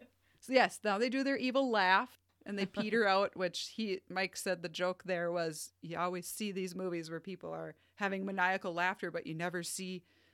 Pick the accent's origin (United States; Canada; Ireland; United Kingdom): Canada; I'm from Canada.